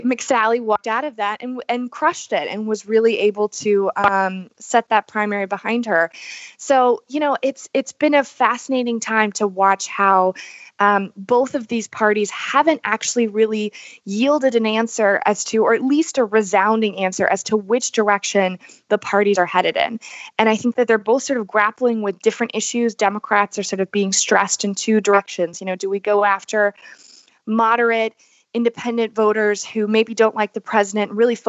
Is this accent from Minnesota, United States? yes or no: no; North Carolina, United States; moved away; I'm going to be going to my home state of North Carolina, right outside of Charlotte.